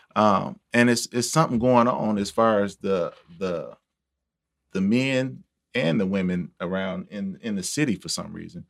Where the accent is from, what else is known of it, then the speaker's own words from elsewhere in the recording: Milwaukee, Wisconsin, United States; I'm from Milwaukee